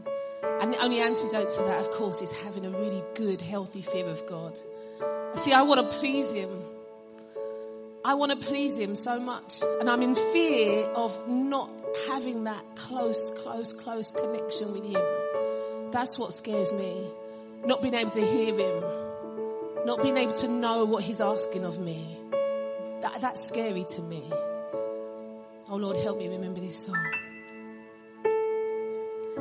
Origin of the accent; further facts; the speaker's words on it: London, United Kingdom; I'm from London